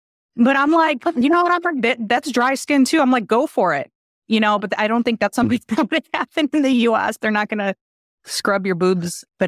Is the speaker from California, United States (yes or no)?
no; Chicago, Illinois, United States; from Chicago.